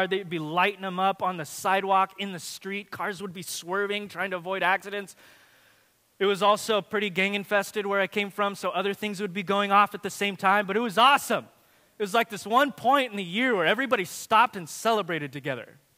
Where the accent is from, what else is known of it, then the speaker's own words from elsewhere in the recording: Watsonville, California, United States; I remember as a kid in my hometown of Watsonville, this is the only, the only town in its, in its county that allowed fireworks.